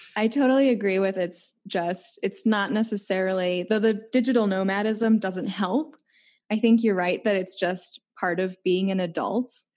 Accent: Chicago, Illinois, United States; moved away; I'm from Chicago

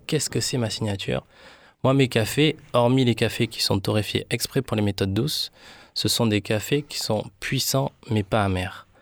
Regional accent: Colombia; now in France; chez moi, là où je suis né, en Colombie.

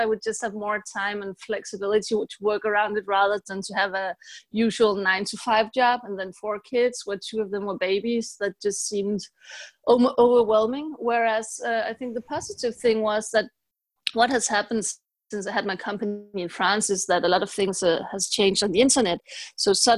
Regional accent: Denmark; moved away as an adult; also born or lived in Paris; I'm an entrepreneur from Denmark

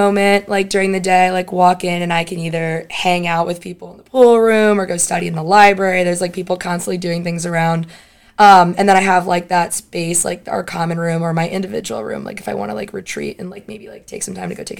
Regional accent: South Florida, United States; moved away as an adult; I'm from South Florida

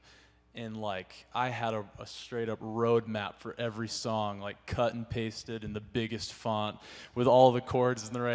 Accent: California, United States; moved away; I'm from California, and I started leading at this church.

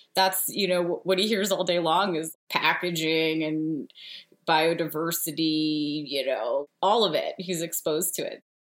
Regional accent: New Jersey, United States; My dad is named Bob, and I'm from New Jersey

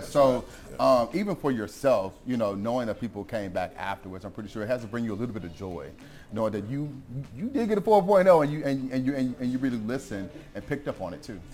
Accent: Missouri, United States; moved away; I'm from Missouri

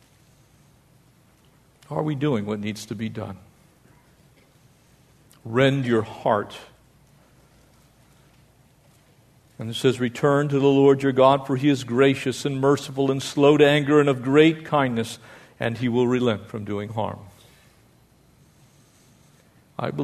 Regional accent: United States; we as the American people

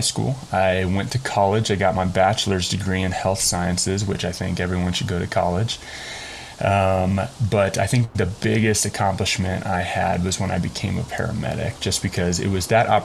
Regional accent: Colorado, United States; I am also pretty much a Colorado native. I moved to Colorado when I was about 9 months old, and I've been here ever since.

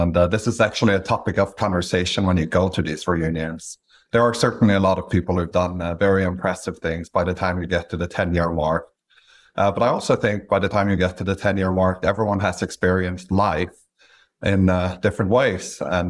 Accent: Stavanger, Rogaland, Norway; English is a second language; moved away as an adult; also born or lived in London; The first thing you'll notice is that I have an accent. I'm from Norway originally, so I grew up in a small picturesque town called Stavanger, Norway. I went to college there and then did a master's degree in London

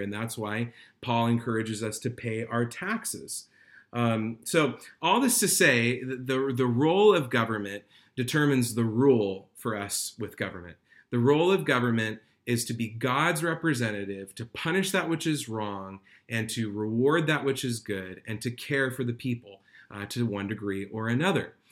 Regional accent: United States; as American believers

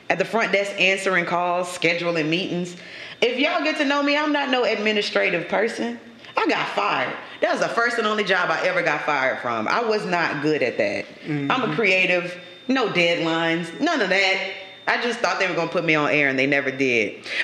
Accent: Lafayette, Louisiana, United States; also born or lived in Jonesboro, Louisiana; me and my mom we packed up and moved to Lafayette. So mm if I've been in Lafayette since I was eight, yeah, I always say the streets that raised you is where you from. mm So mm-hmm. I'm I'm from Lafayette, but I ain't gonna ignore Jonesboro.

